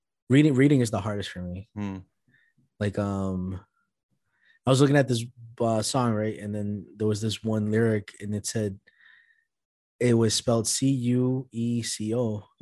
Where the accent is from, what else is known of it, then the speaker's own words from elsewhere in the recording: Boston, Massachusetts, United States; first language Spanish; English is a second language; I grew up in East Boston, right? At the time when I was growing up there, it was primarily still mostly Italian.